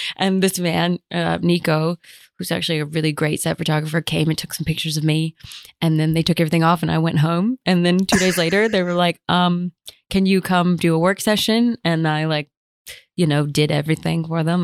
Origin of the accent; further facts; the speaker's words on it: United States; I'm American